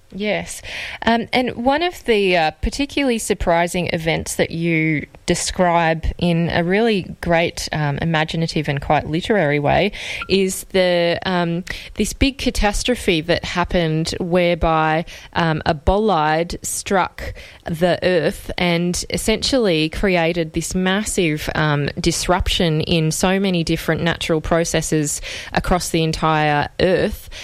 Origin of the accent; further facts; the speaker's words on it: Australia; as an Australian